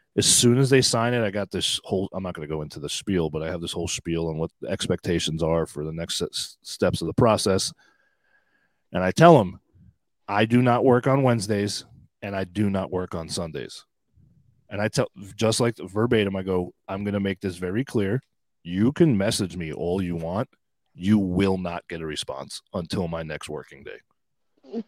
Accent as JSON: {"language": "English", "area": "Long Island", "region": "New York", "country": "United States", "tie": "born or raised there", "said": "born in New York City and grew up on Long Island"}